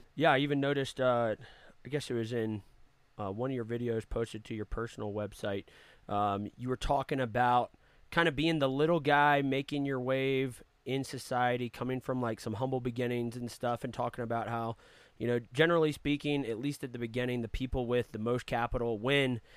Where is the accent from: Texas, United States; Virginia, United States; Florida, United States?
Virginia, United States; north of Richmond; I grew up in a small town north of Richmond, Virginia.